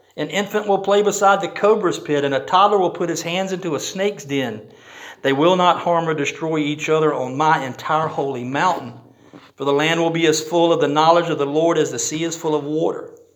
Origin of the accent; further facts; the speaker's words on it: United States; I'm proud to have been born in this country. I'm so glad I'm an American.